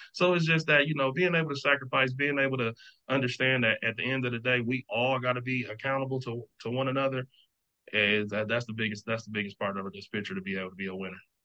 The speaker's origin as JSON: {"language": "English", "town": "Milwaukee", "region": "Wisconsin", "country": "United States", "moved": "yes", "said": "I'm from Milwaukee, so I got a Midwest, you know, connections throughout the country"}